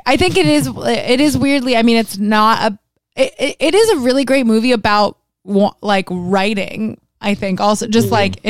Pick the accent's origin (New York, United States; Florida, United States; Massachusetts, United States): Florida, United States; Miami; moved away; I wanted to leave Miami so bad, and now I'm like 305 till I die, bitch.